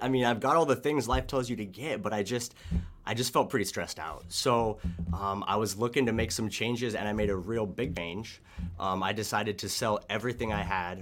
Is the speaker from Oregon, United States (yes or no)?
yes; Oregon, United States; growing up in Oregon, I really enjoyed the outdoors and nature